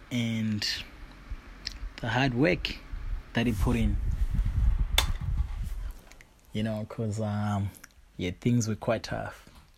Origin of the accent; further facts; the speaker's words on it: Kwekwe, Midlands, Zimbabwe; Or originally, I'm from Zimbabwe, you know what I mean? I'm from a small town called Kwekwe in the south of Zimbabwe.